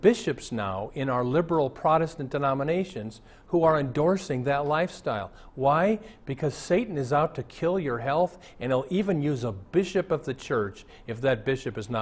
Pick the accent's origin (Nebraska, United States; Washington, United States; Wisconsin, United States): Nebraska, United States; Omaha; moved away; I went to Omaha, my hometown